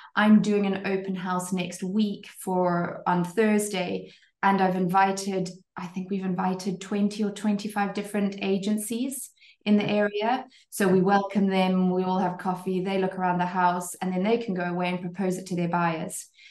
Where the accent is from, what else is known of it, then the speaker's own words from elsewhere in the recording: Zimbabwe; moved away as an adult; also born or lived in Cape Town, South Africa; now in French Riviera, France; I'm actually Zimbabwean originally, born and bred Zimbabwean and then lived in South Africa in Cape Town for a good 10 years